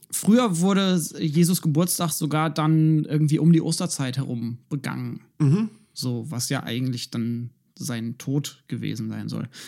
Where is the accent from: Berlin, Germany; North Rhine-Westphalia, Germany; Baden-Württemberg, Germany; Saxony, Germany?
Berlin, Germany; eigentlich sollte man als Berliner im 21. Jahrhundert dafür nichts auf die Finger kriegen.